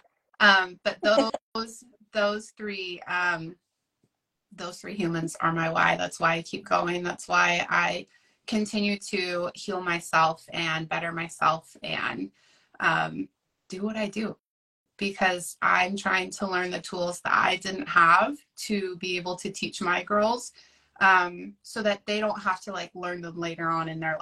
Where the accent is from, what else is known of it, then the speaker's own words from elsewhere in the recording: Oregon, United States; I'm from Oregon. I live in a tiny little coastal town